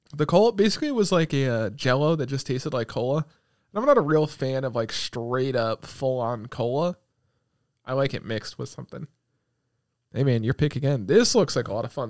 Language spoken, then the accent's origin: English; United States; we're American